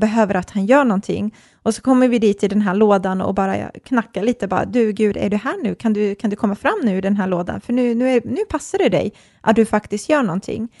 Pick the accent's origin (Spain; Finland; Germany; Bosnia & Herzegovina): Bosnia & Herzegovina; now in Sweden; jag är kroat och serb, eh, uppvuxen i Bosnien